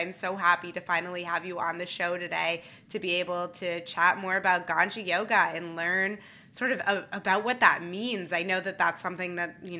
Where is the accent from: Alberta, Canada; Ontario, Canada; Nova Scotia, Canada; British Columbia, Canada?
Ontario, Canada; Toronto; now in San Francisco, United States; I love meeting a fellow Torontonian. I'm also from Toronto and live in San Francisco.